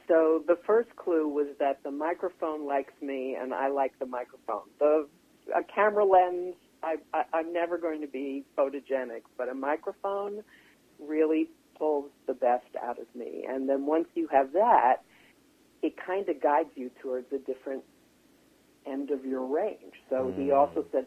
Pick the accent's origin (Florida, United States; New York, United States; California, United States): New York, United States; Long Island; accent: East Coast; also born or lived in Manhattan, New York; I was born in Manhattan, and I grew up on Long Island